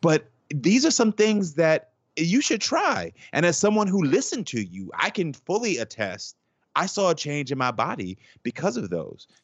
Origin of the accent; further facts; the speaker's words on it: Texas, United States; growing up in the South